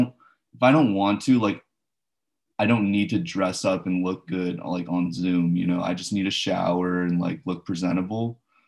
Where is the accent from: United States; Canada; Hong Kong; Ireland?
Hong Kong; also born or lived in India; Yeah, I grew up in Hong Kong and India for a little bit. So I'm used to those tropical climates where it's, like, humid and hot